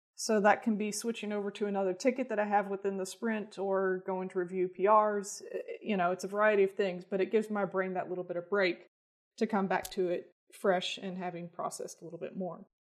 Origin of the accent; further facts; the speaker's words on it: Bowling Green, Kentucky, United States; moved away as an adult; now in Lexington, United States; I grew up in Bowling Green, Kentucky, uh, and then moved here for college and stuck around.